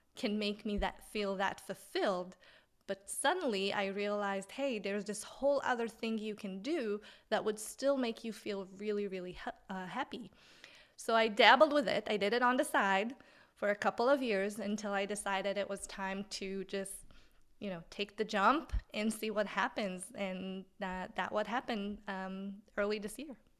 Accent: Israel; English is a second language; moved away as an adult; where I'm from originally in Israel, but I came here

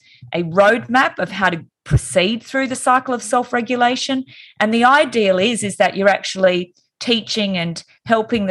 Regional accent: Wollongong, New South Wales, Australia; moved away as an adult; now in Sydney, Australia; I moved from Wollongong, which was my hometown, and moved to Sydney

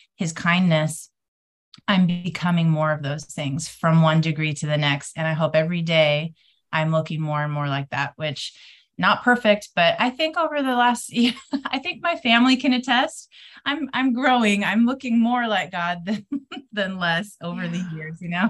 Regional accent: windward side of Oahu, Hawaii, United States; I'm coming to you guys from Hawaii today, which is my hometown. So, the windward side of Oahu.

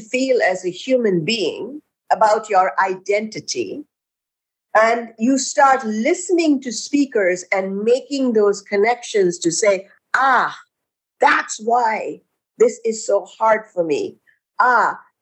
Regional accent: India; now in United States; I grew up in India

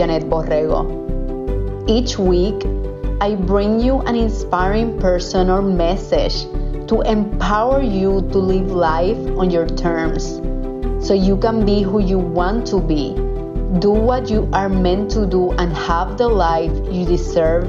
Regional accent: Cuba; now in Houston, United States; I'm from Cuba originally

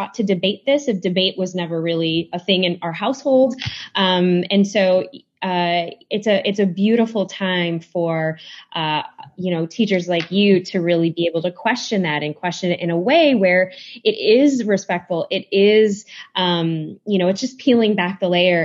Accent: Chicago, Illinois, United States; I grew up in Chicago

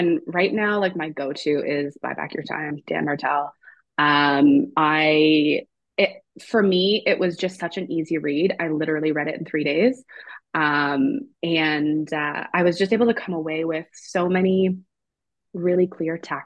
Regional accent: Moncton, New Brunswick, Canada; moved away as an adult; also born or lived in Abaco, Bahamas / Lisbon, Portugal / Halifax; I'm from Moncton, New Brunswick, so far East Coast Canada.

